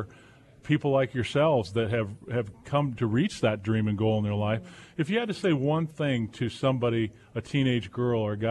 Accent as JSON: {"language": "English", "region": "Southern California", "country": "United States", "tie": "born or raised there", "said": "I grew up in Southern Cal"}